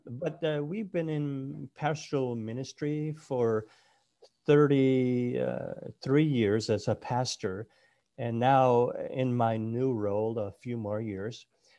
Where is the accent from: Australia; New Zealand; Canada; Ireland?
Canada; Nova Scotia; my wife and I were born and raised in Nova Scotia, Cape Breton Island.